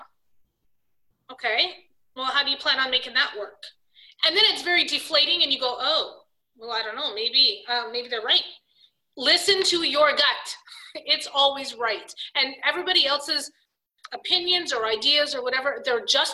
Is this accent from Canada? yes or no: yes; Canada; I'm Canadian